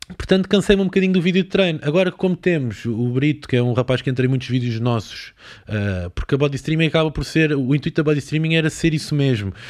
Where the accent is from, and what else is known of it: Lisbon, Portugal; born or raised there